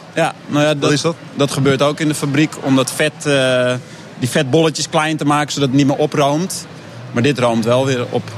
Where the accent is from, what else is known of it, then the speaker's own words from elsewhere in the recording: Netherlands; als Hollander uit het Veenweidegebied